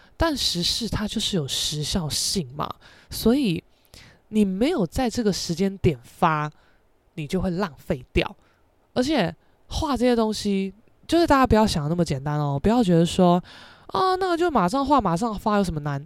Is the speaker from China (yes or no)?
no; Taiwan; accent: Taiwanese Mandarin; 我现在是有点台湾国语嘛